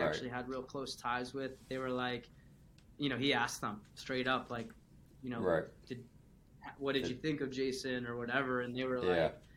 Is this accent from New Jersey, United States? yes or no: yes; New Jersey, United States; now in Boston, United States; I grew up in Jersey